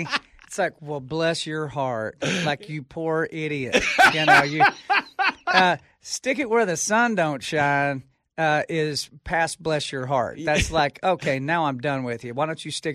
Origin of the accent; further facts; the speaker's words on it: Texas, United States; I'm from Texas. Mm-hmm. I grew up in a neighborhood called Tierra Grande